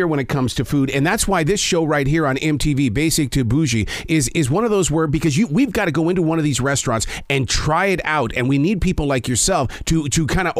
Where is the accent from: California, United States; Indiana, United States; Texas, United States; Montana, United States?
Montana, United States; now in Charlotte, United States; I'm originally from Montana.